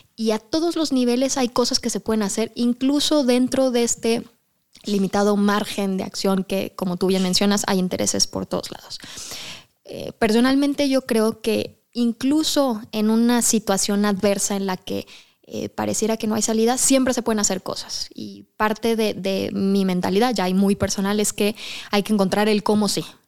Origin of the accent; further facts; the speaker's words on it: Mexico; como mexicanos y como la cultura mexicana